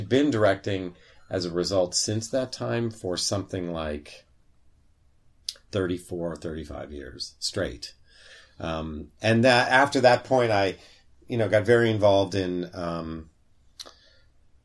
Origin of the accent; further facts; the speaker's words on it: San Francisco, California, United States; moved away as an adult; growing up in San Francisco in the 60s and 70s